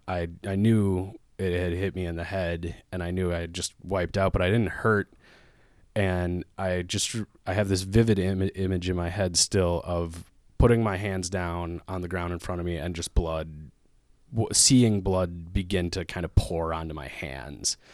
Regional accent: Lake Elmo, Minnesota, United States; now in Minneapolis, United States; I grew up in Lake Alamo, Minnesota, which is just about forty minutes outside the Twin Cities

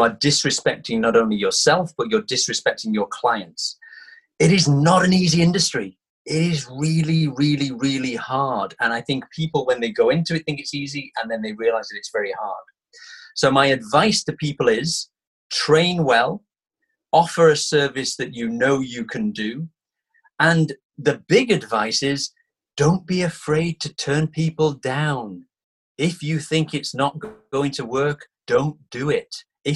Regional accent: Manchester, North West England, United Kingdom; My hometown is Manchester. So I grew up there.

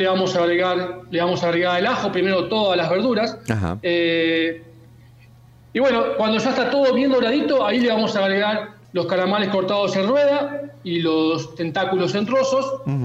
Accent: Mar del Plata, Buenos Aires Province, Argentina; mi ciudad natal, a Mar del Plata

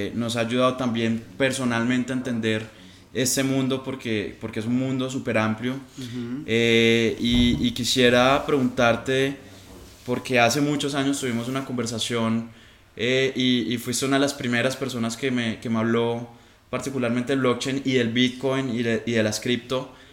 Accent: Colombia; como colombianos

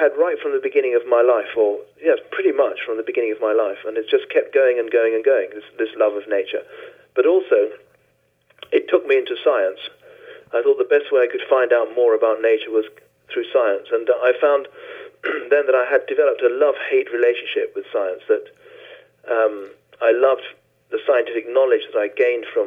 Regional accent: Venezuela; I was born in Venezuela, in South America

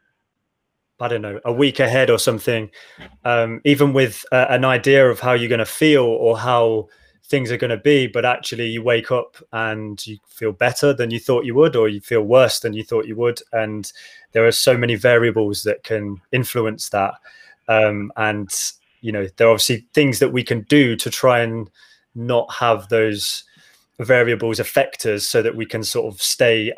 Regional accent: Midlands, United Kingdom; I grew up in the Midlands.

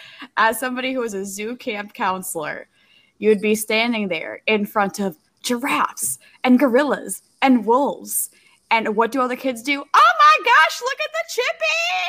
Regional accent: Minnesota, United States; I'm from Minnesota

